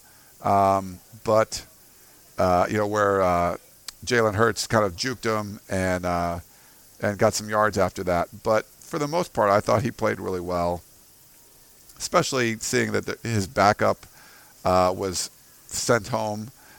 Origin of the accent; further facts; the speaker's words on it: Houston, Texas, United States; I grew up in Houston, and my dad played.